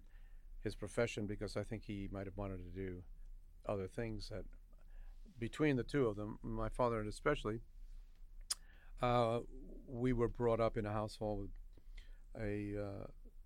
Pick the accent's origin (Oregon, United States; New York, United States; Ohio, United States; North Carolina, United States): New York, United States; New York City; we grew up in Queens